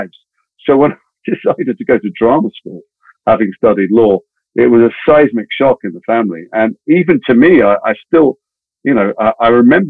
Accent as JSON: {"language": "English", "town": "Liverpool", "region": "North West England", "country": "United Kingdom", "tie": "born or raised there", "moved": "as an adult", "said": "I grew up in Liverpool"}